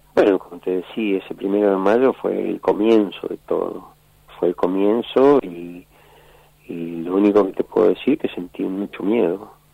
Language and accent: Spanish; Ingeniero Budge, Buenos Aires Province, Argentina; also born or lived in Santiago del Estero; yo me crié, soy santiagueño, pero me crié en Ingeniero Bulge.